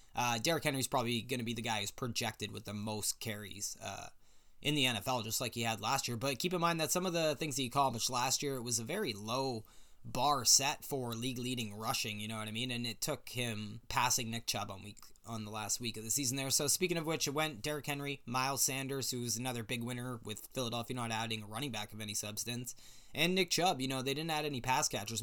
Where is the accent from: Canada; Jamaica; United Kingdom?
Canada; British Columbia; I am from British Columbia, Canada